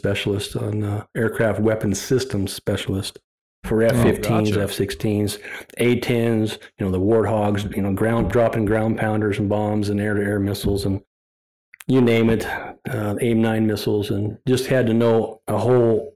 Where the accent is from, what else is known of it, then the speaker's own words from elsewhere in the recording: United States; also born or lived in Byron, Wyoming / Montana; growing up on the Yellowstone River